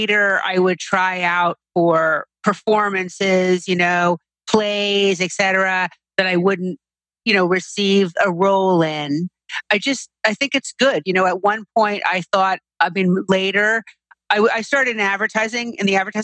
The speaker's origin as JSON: {"language": "English", "town": "New York City", "region": "New York", "country": "United States", "tie": "born or raised there", "said": "I grew up here in New York City, and I'm still living here in New York City"}